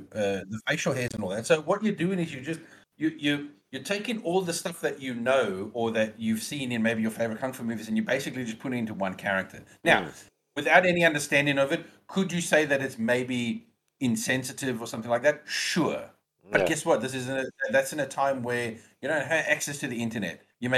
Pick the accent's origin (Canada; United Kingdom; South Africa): South Africa; Almost any movie that you can think of that as a South African basically portrayed as a racist piece of shit.